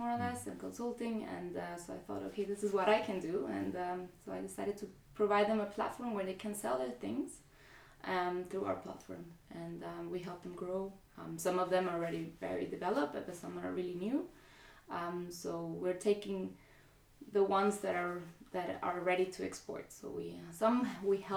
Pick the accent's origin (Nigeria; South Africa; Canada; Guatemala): Guatemala; now in Zurich, Switzerland; I'm from Guatemala.